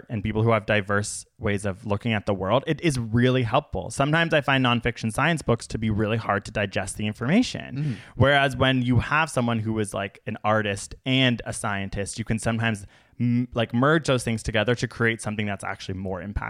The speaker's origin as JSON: {"language": "English", "country": "United States", "said": "As an American"}